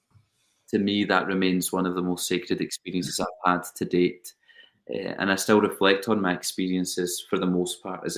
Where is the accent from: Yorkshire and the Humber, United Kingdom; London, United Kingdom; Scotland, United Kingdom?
Scotland, United Kingdom; accent: British; also born or lived in United States; I am Scottish, but I feel very, very, very, very Dutch